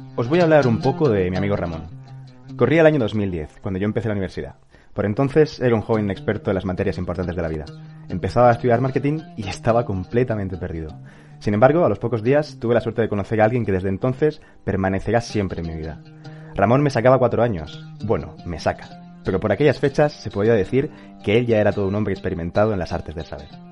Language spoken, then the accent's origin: Spanish; Almería, Andalusia, Spain; moved away as an adult; also born or lived in Barcelona / Granada; yo nací, nací en Barcelona como tú, es verdad que estuve más años que tú, estuve hasta los nueve, luego me mudé a Almería, de nueve a dieciocho prácticamente